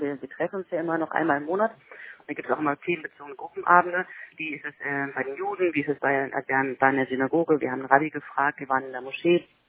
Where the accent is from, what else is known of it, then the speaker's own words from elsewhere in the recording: Mecklenburg-Vorpommern, Germany; bei uns in Mecklenburg-Vorpommern